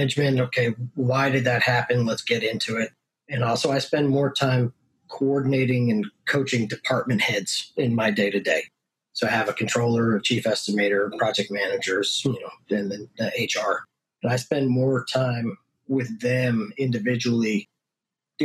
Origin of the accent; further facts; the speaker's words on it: Northeast, United States; moved away as an adult; also born or lived in Hyde Park, New York; now in Texas, United States; I'm from the Northeast, actually. So moved down to Texas in 2009, work related